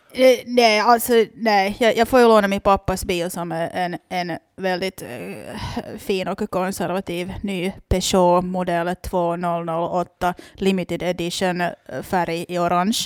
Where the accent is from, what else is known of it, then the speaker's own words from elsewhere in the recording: Loviisa, Uusimaa, Finland; jag är ju från Lovisa så jag är liksom helt uppvuxen med det här